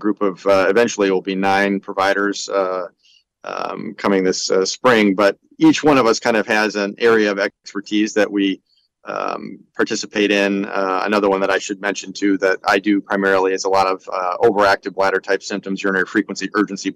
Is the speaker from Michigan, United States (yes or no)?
yes; Grandville, Michigan, United States; also born or lived in Detroit, Michigan; I'm a native of Grand Rapids, Granville to be exact. So that's where I was raised